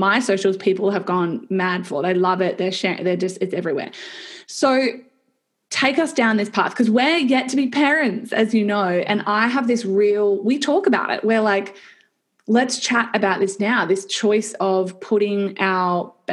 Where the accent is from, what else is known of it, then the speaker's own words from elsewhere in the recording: Perth, Western Australia, Australia; We're from Perth